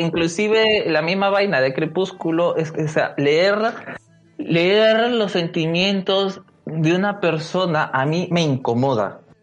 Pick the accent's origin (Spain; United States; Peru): Peru; nosotros que somos peruanos y estamos viviendo este, esta desigualdad, esta brecha social que se está, que se ve acá en el Perú